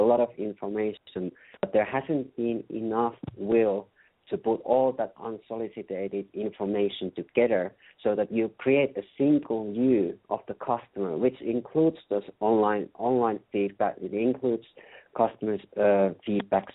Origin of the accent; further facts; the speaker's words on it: Finland; English is a second language; I'm from Finland, so as you can hear, I'm not Native American, so you have to excuse my accent